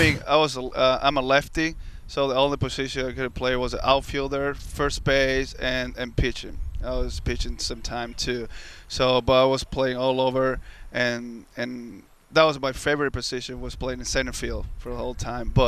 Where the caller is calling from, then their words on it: New York, United States; from New York